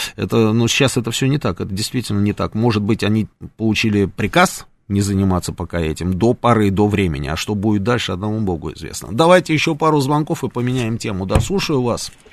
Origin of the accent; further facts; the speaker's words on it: Russia; мы говорим, из России